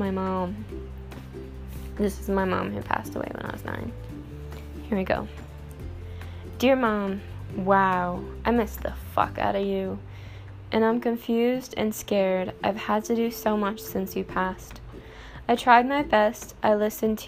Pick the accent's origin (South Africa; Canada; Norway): Canada; I'm Canadian, and we have Tim Hortons